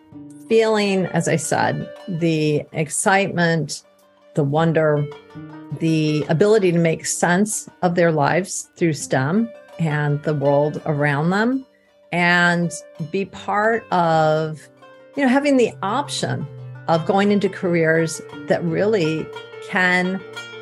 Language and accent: English; Ann Arbor, Michigan, United States; I grew up in Ann Arbor, Michigan